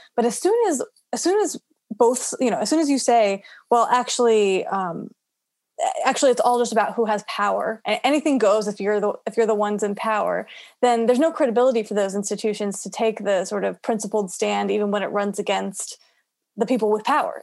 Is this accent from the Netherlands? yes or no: no; Florida, United States; my home state of Florida